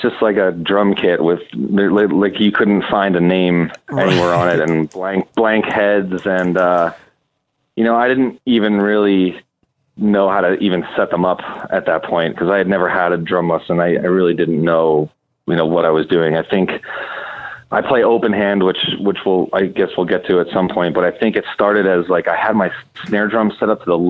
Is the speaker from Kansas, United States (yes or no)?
no; Basking Ridge, New Jersey, United States; also born or lived in Williamsburg, Brooklyn; now in Brooklyn, United States; I was born and raised in Basking Ridge, New Jersey